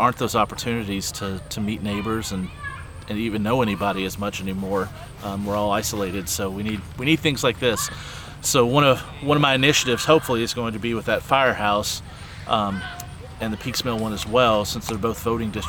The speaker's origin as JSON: {"language": "English", "town": "Bald Knob", "region": "Kentucky", "country": "United States", "tie": "born or raised there", "said": "When I grew up in Bald Knob, I was just on 421, like three houses down."}